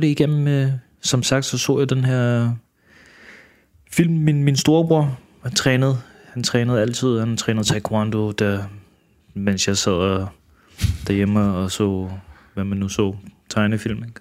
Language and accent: Danish; Denmark; also born or lived in Manila, Philippines; Og så kom jeg til Danmark, da jeg var et eller to år gammel